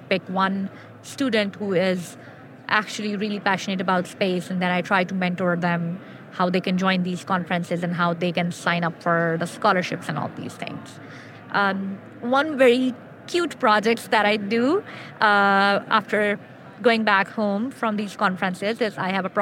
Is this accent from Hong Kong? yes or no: no; Pakistan; English is a second language